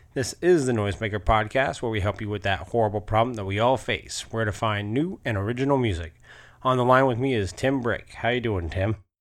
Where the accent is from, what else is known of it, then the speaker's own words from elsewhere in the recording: Alaska, United States; I grew up in Alaska